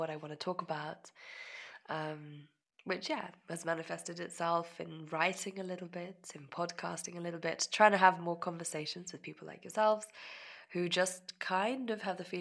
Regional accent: near the Menuhin School, South East England, United Kingdom; grew up in England. I grew up very close to the Menuhin School

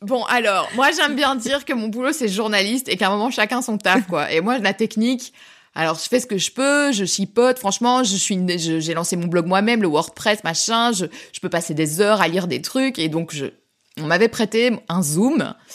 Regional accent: Belgium; on est belge

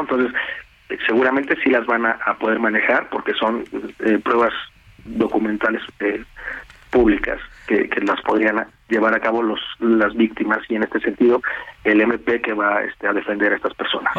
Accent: Mexico

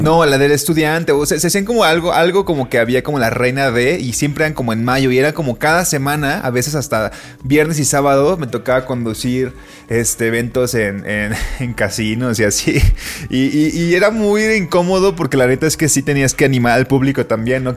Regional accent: Colima, Mexico; now in Mexico City, Mexico; de chiquito en Colima había una sección en un periódico

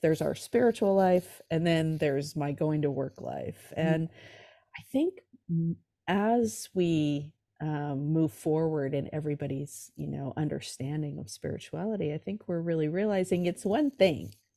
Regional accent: California, United States; also born or lived in New York City; I'm from California. I live in San Francisco now, but I grew up in uh, California

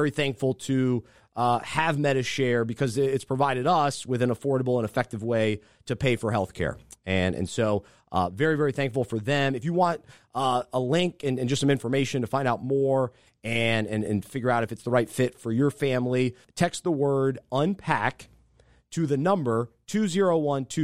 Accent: the South, United States; I'm from the South. And so that's what I grew up

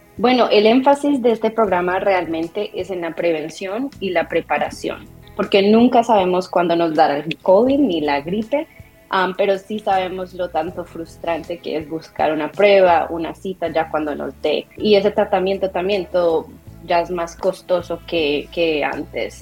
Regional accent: Colombia; now in Rhode Island, United States; soy colombiana, de hecho nací en Colombia y mi familia se mudaron aquí varios, varios años, ya casi dos décadas

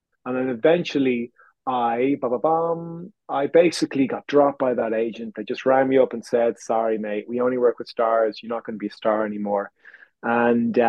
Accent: Dublin, Leinster, Ireland; moved away as an adult; now in London, United Kingdom; I came from Dublin. I went to Trinity

